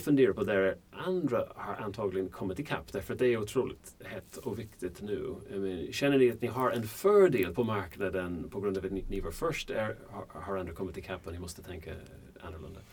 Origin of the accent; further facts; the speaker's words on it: Ireland; Swedish is a second language; now in Sweden; jag kommer från Irland